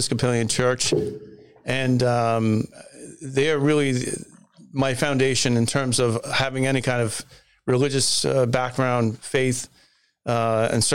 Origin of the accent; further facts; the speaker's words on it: Long Island, New York, United States; also born or lived in Massachusetts; I grew up on Long Island